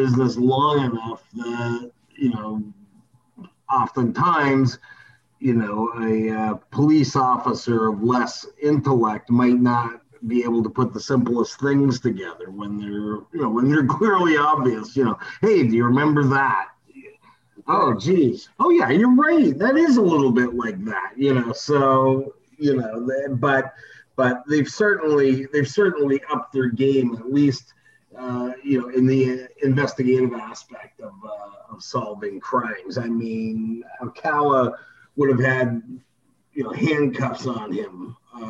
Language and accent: English; Canada; also born or lived in New York; I'm Canadian, but I worked at the New York Post for 6 years.